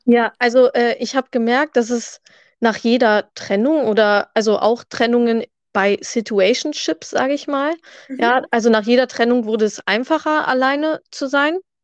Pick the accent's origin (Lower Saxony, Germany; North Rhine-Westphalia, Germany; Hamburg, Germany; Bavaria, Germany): Lower Saxony, Germany; near Hanover; ich komme aus der Nähe von Hannover